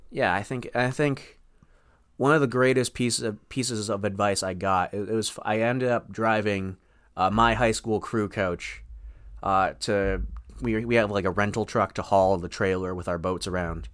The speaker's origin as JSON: {"language": "English", "town": "Farmington", "country": "United States", "tie": "born or raised there", "said": "my hometown, Farmington."}